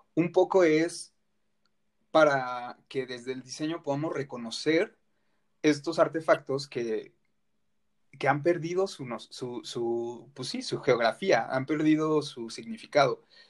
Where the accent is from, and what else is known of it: Mexico